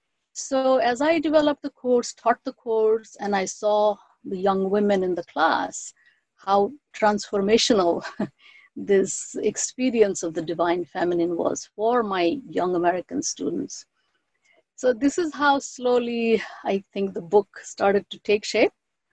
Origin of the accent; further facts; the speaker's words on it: India; first language Bengali; English is a second language; I am trilingual, so Bengali is my mother tongue. Hindi, I grew up learning.